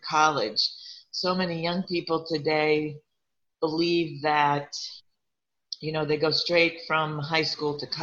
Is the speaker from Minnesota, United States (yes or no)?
yes; Minnesota, United States; moved away; I grew up in Minnesota, And I grew up in a really small town